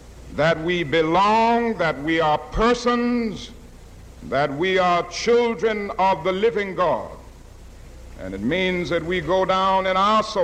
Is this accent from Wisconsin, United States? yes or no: no; Atlanta, Georgia, United States; growing up in Atlanta, Georgia, I had to go to high school on the other side of town